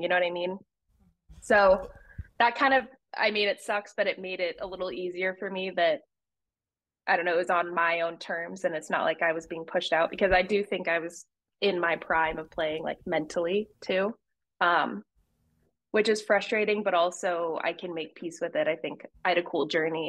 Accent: Utah, United States; moved away; also born or lived in Los Angeles; I hated growing up in Utah

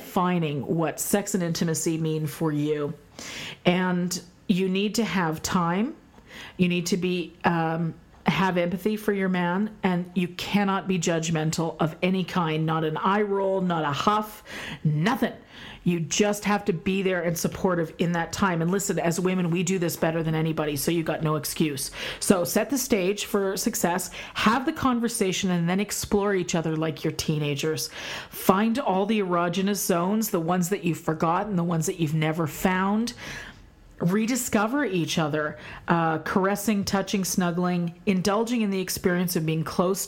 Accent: Canada; moved away as an adult; also born or lived in United States; I'm Canadian, we do celebrate American Thanksgiving

